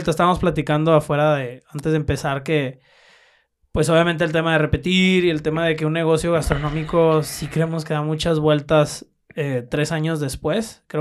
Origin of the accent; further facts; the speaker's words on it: Monterrey, Nuevo León, Mexico; Soy regio, regio Va a morir.